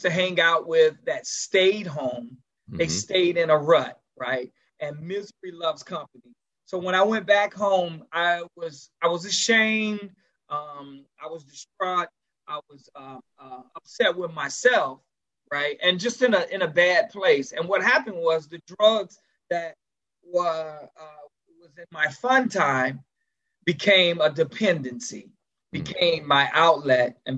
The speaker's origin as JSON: {"language": "English", "town": "Gary", "region": "Indiana", "country": "United States", "also_born_or_lived": "Chicago, Illinois", "moved": "yes", "lives_now": "between Charlotte, North Carolina and Nashville, United States", "said": "I'm originally from Gary, Indiana"}